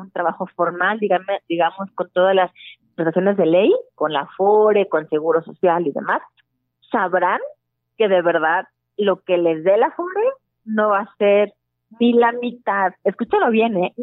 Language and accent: Spanish; Guadalajara, Jalisco, Mexico; moved away; yo soy de Guadalajara